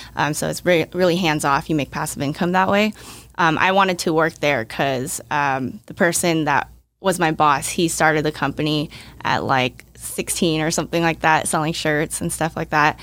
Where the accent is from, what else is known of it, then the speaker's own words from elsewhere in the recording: Bay Area, California, United States; also born or lived in Hong Kong; I was born in Hong Kong, but I moved when I was, like, two, and I had been in the Bay Area for, like, twenty-something years